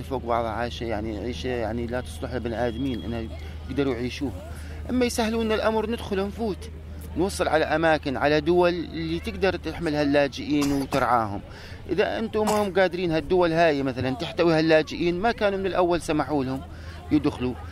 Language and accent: Arabic; Daraa, Daraa Governorate, Syria; moved away; صار لنا 35 يوم احنا طالعين من درعا